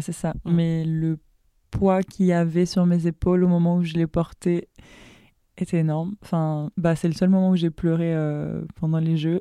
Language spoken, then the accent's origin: French; Dakar, Senegal; moved away as an adult; now in France; je suis moi aussi née à Dakar, donc en 99. et j'ai grandi à Dakar